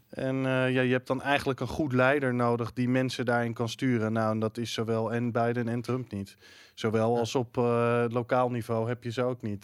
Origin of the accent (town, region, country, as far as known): Netherlands